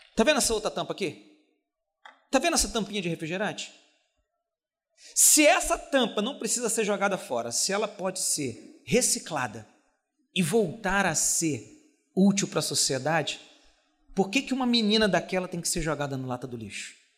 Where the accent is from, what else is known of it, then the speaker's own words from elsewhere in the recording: Duque de Caxias, Rio de Janeiro, Brazil; Em 1976, eu nasci numa comunidade chamada Mangueirinha, uma comunidade pobre do município de Caxias. Um lugar aonde eu cresci no meio da bandidagem